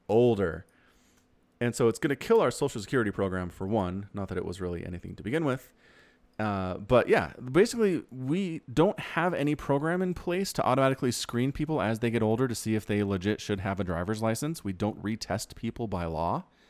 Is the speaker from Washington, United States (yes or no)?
no; Utah, United States; also born or lived in Idaho; I grew up in Utah